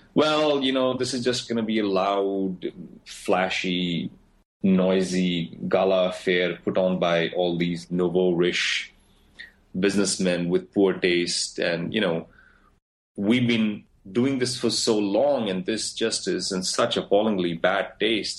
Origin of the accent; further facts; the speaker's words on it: India; moved away as an adult; now in United States; when I wanted to find work, I looked for work in my country, but when I didn't find it, I looked elsewhere. I applied for a visa. I came to the States. I live in the States